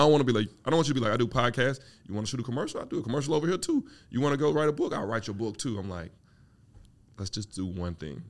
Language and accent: English; Mississippi, United States; now in Atlanta, United States; I'm from Mississippi